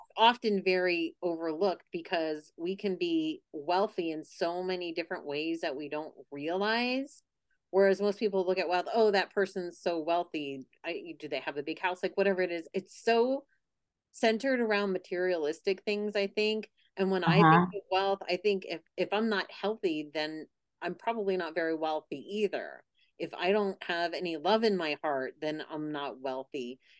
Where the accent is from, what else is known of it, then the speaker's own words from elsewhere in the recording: Pennsylvania, United States; I'm originally from Pennsylvania and now I'm back the last 2 months.